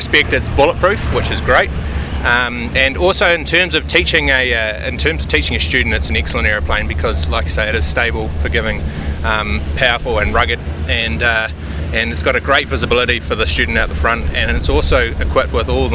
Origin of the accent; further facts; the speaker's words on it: Wanaka, Otago, New Zealand; moved away; I'm from Wanaka originally